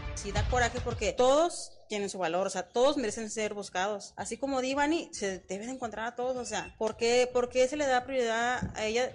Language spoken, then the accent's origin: Spanish; Torreón, Coahuila, Mexico; De Torreón